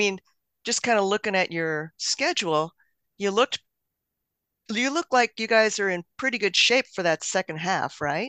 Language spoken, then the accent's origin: English; the West, United States; You know, I grew up in the West